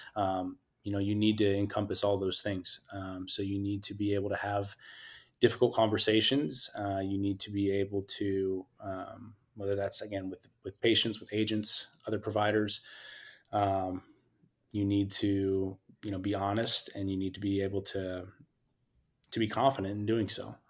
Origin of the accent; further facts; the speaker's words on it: Scotts Valley, California, United States; also born or lived in Utah / Pomona, California; I'm originally from Santa Cruz County, a small town called Scotts Valley